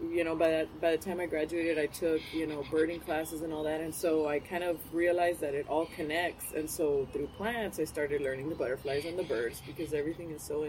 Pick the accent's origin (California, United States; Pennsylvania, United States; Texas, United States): Texas, United States; Rio Grande City; growing up in Rio Grande City